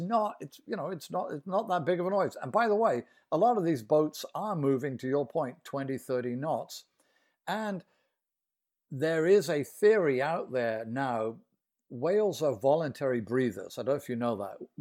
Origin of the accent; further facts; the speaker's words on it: United Kingdom; now in Boston, United States; I'm British, but I'm near Boston here